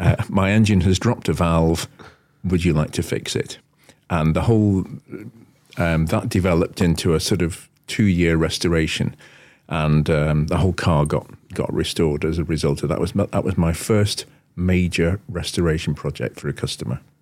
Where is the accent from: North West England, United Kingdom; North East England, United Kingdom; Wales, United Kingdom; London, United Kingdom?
North West England, United Kingdom; Wallasey; I actually left and, uh, set up on my own in Wallasey, my hometown, doing esoteric cars